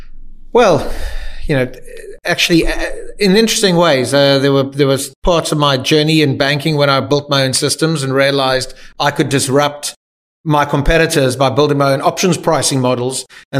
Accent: Cape Town, Western Cape, South Africa; Yeah, 100%. Yeah. I mean, I grew up. I remember the first time I went to London and I couldn't see the sea

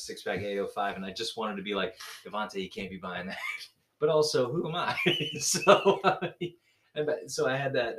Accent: Gulf Coast, United States; I just find it fascinating that I grew up

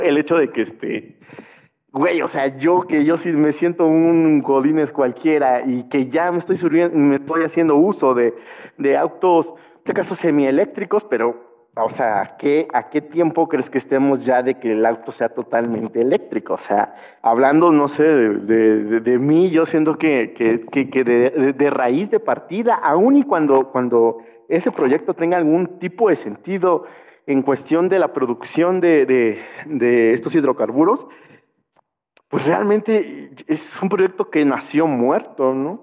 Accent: Puebla, Mexico; yo soy de aquí de la ciudad de Puebla

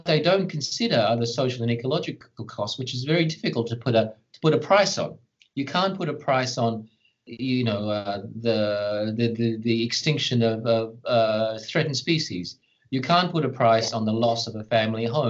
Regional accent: Australia; as an Australian

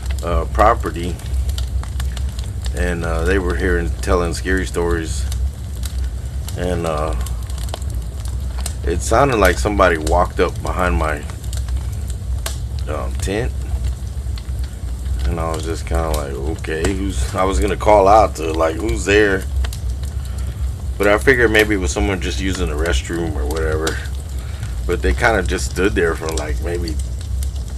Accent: Texas, United States; I'm being from Texas

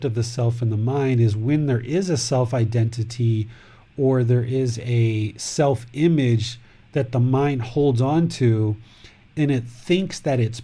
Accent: United States; now in Thailand; I'm American, male, 46 years old, with a wife, with a son, who lives in Thailand

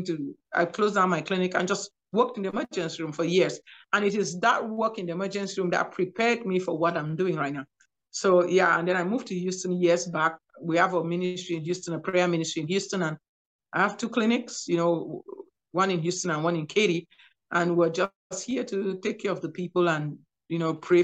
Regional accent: Cameroon; moved away as an adult; also born or lived in Nigeria / New York / Louisiana; now in United States; I'm from Cameroon, West Africa

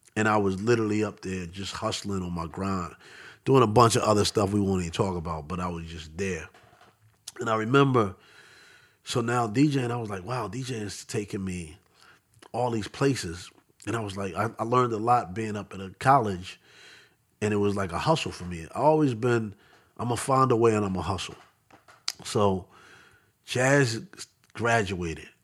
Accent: Philadelphia, Pennsylvania, United States; also born or lived in Bronx, New York / Queens, New York; I grew up in Southwest Philly

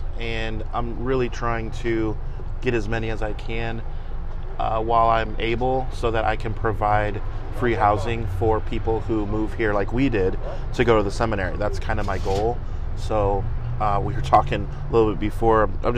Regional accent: California, United States; now in Fort Wayne, United States; I am originally from California. We moved out here so that my dad could go to the seminary here in Fort Wayne.

